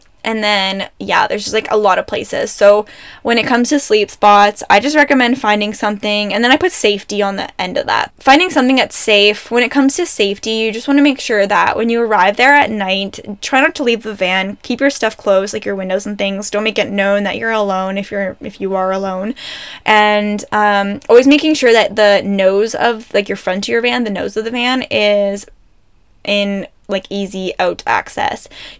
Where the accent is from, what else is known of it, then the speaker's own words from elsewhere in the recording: Ontario, Canada; now in Alberta, Canada; I'm from Ontario for the most part of my life, so excuse me if this is wrong, but Ontario uses salt trucks.